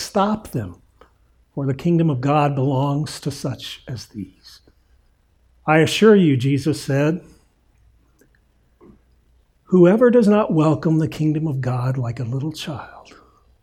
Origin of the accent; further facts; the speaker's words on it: Indiana, United States; I grew up in Indiana